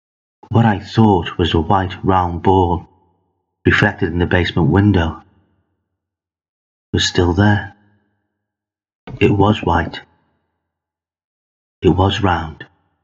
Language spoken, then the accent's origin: English; Liverpool, North West England, United Kingdom; Growing up in Liverpool in the 1960s, my playground was amongst the bricks and rubble from shells of houses, colloquially known as Bondies.